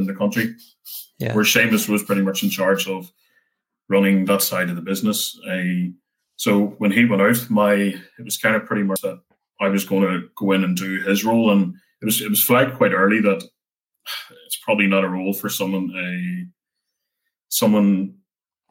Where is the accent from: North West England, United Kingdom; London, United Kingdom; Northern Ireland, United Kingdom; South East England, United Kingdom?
Northern Ireland, United Kingdom; Lurgan; moved away as an adult; also born or lived in Dublin; I come from Lurgan, which is in Armagh, so it's not too far from Belfast.